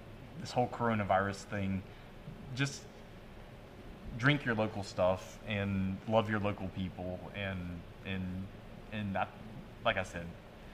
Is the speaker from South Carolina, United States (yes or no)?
yes; South Carolina, United States; moved away as an adult; now in Louisiana, United States; both of us are not from here originally. We're both from. We grew up in South Carolina. I haven't lived in South Carolina though in 20-something years, 26 years.